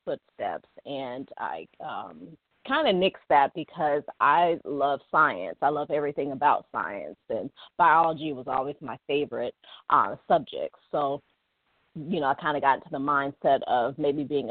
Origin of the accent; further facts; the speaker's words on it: Cleveland, Ohio, United States; I grew up in Cleveland, Ohio